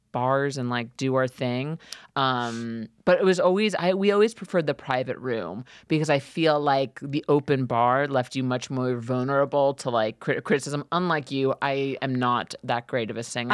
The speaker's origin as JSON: {"language": "English", "town": "New York City", "region": "New York", "country": "United States", "tie": "born or raised there", "said": "as a teenager, growing up in Queens, in New York City"}